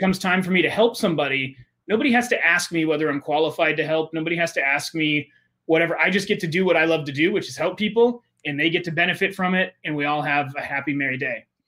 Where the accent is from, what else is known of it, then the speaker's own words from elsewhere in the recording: United States; I grew up with in America